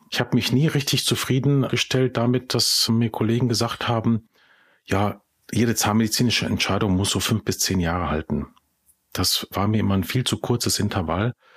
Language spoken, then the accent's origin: German; Ruhr area, North Rhine-Westphalia, Germany; also born or lived in Czech Republic; Und hier bin ich auch einen Großteil meines Lebens aufgewachsen, in den unterschiedlichen Städten des Ruhrgebiets. Geboren bin ich allerdings in Tschechien, aber dann als wirklich kleiner Junge, also mit äh, vier Jahren dann äh, nach Deutschland gekommen